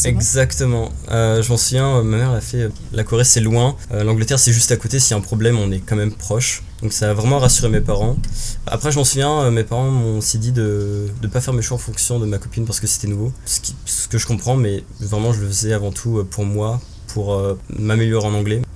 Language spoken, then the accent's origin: French; Angers, Pays de la Loire, France; moved away as an adult; also born or lived in Paris region / South Korea / England; now in Montreal, Canada; originellement, je viens de la région parisienne, mais après, j'ai déménagé avec ma famille quand j'avais une dizaine d'années. Et euh, euh, j'ai euh, effectué mon collège, lycée et université à Angers